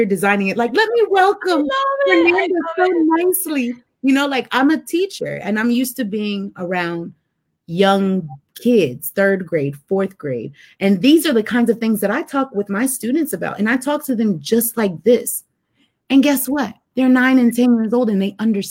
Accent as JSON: {"language": "English", "country": "United States"}